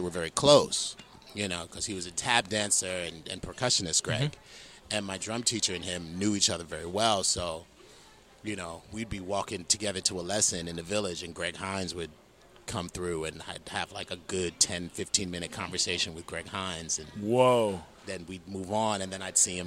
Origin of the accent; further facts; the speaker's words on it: New York City, New York, United States; also born or lived in South Orange, New Jersey; I grew up in the South Bronx, and then bounced all around New York City. Went to high school in New Jersey